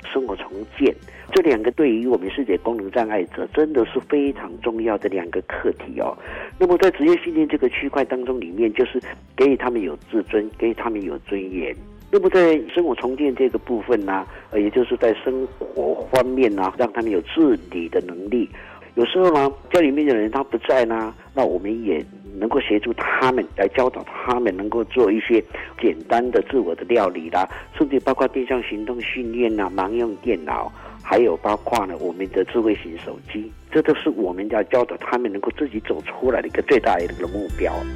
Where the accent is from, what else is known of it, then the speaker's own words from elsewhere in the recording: Pingtung County, Taiwan; 我们平东人